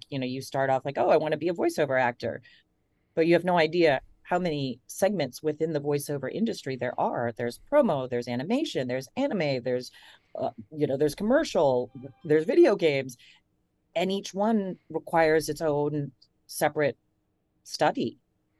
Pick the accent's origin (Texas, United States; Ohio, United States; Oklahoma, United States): Ohio, United States; And I grew up in Ohio, so I know I sound like, I could be, from anywhere in America.